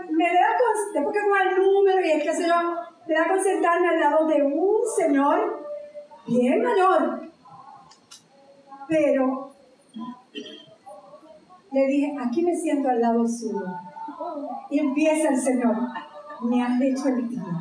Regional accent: Puerto Rico; aparte de ser puertorriqueño, aquí todos somos puertorriqueños

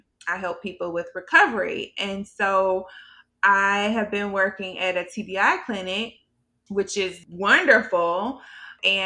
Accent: Birmingham, Alabama, United States; now in Alexandria, United States; I am originally from Birmingham, Alabama. Right now, I live in Alexandria, Virginia.

